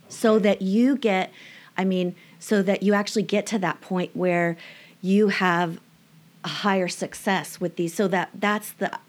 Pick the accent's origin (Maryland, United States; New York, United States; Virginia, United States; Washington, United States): Washington, United States; Bellevue; In Bellevue. {S1} Okay. {S0} Yeah. Nice. Yeah. Yeah, it was fun. Uh, suburbs, kid filled neighborhood.